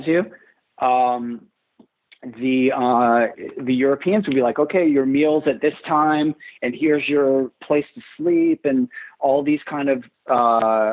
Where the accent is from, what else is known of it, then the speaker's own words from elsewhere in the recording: New York City, New York, United States; I grew up in Rockaway Beach for the most part.